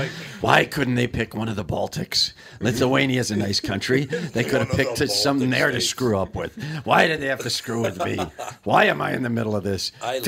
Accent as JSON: {"language": "English", "town": "Kenosha", "region": "Wisconsin", "country": "United States", "tie": "born or raised there", "said": "you know, I grew up in Kenosha, Wisconsin."}